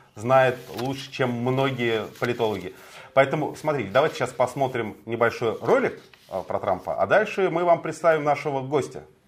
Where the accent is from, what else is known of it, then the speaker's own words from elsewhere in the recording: Moscow, Russia; я родился и вырос в Москве.